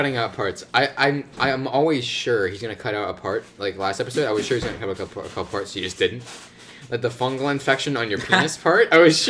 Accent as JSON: {"language": "English", "country": "United States", "tie": "born or raised there", "said": "I was born in America."}